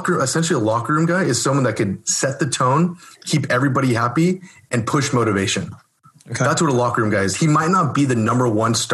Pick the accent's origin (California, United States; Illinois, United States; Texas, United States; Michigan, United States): California, United States; Orange County; I'm born and raised in Orange County, California